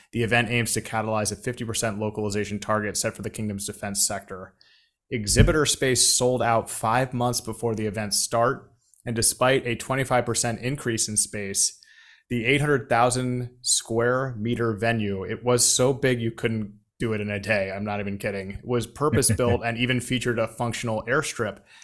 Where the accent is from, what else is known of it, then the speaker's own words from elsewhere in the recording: McLean, Virginia, United States; we grew up, like, like, half a mile from each other in McLean